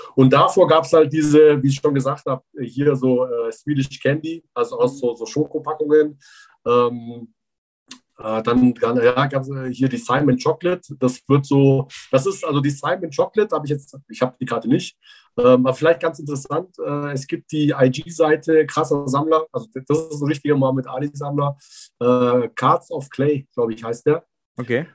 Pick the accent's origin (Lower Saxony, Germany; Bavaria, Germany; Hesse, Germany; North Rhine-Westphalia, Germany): Bavaria, Germany; Füssen; ich bin in Allgäu groß geworden, genauer gesagt in Füssen